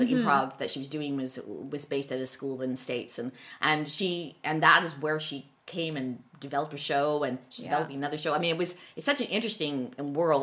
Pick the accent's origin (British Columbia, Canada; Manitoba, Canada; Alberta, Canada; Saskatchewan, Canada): British Columbia, Canada; Vancouver; We're born and bred in Vancouver